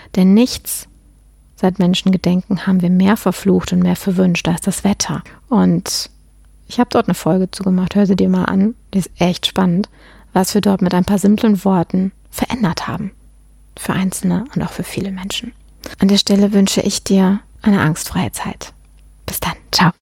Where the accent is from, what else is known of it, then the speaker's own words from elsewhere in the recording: Germany; bei uns in Deutschland